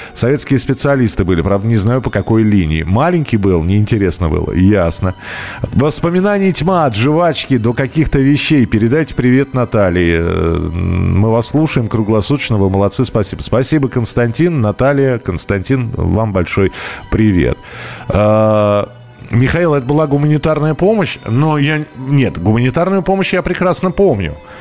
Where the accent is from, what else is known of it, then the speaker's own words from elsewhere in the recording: Moscow, Russia; я из Москвы